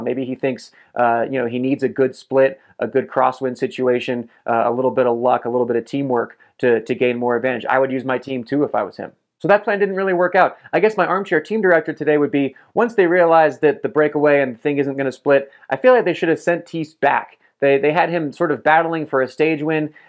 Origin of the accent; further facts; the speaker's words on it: United States; I'm American